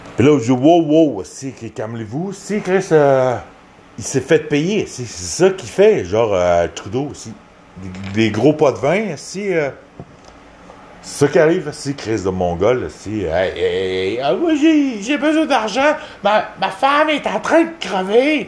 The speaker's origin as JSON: {"language": "French", "region": "Quebec", "country": "Canada", "said": "je viens de Québec."}